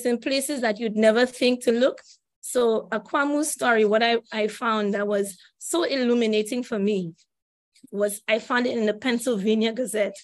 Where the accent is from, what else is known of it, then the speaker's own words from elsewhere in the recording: St. Lucia; I grew up in St. Lucia